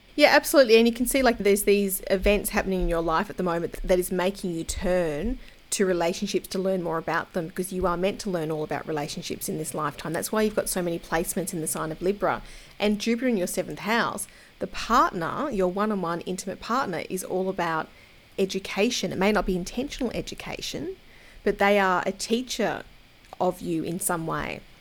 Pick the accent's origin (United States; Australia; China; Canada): Australia; I'm an Aussie